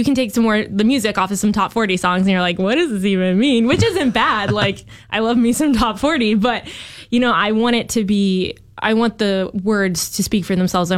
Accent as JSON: {"language": "English", "area": "the Northwest", "region": "Pacific Northwest", "country": "United States", "said": "I'm from the Northwest"}